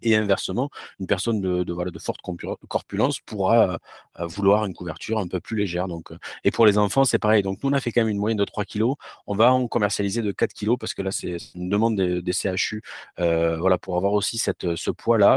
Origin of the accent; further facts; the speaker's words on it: France; also born or lived in Toulouse; je suis français